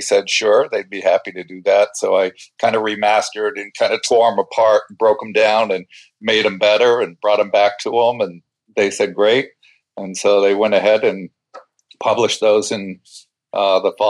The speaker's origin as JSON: {"language": "English", "town": "Brunswick", "region": "Maine", "country": "United States", "tie": "born or raised there", "said": "my hometown, the real town of Brunswick, Maine"}